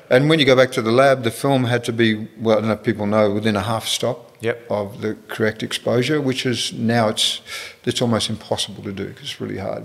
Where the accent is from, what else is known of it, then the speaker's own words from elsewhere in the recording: Perth, Western Australia, Australia; moved away as an adult; I'm from Perth